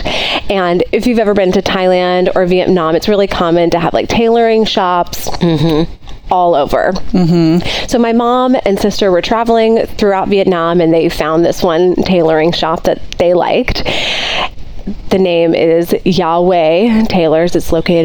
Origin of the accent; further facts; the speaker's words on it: New Orleans, Louisiana, United States; moved away; also born or lived in New York City; I grew up in New Orleans